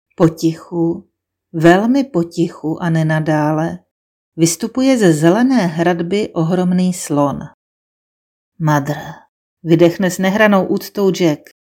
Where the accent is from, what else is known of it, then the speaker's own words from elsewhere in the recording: Brno, South Moravian Region, Czechia; first language Czech; Z Brna.